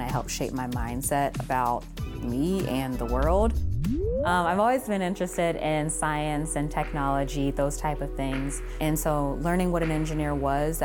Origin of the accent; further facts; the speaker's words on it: Cincinnati, Ohio, United States; moved away as an adult; now in Central New York, United States; I grew up in Cincinnati, Ohio